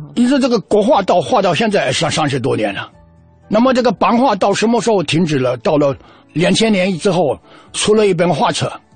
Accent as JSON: {"language": "Chinese", "region": "Fujian", "country": "China", "also_born_or_lived": "Northeast China", "moved": "as an adult", "said": "我从福建出来到东北"}